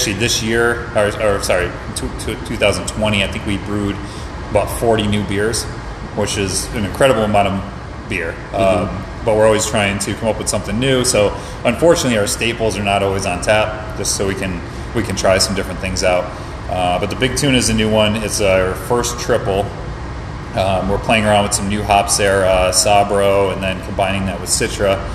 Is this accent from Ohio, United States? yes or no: no; upstate New York, United States; moved away; my hometown in upstate New York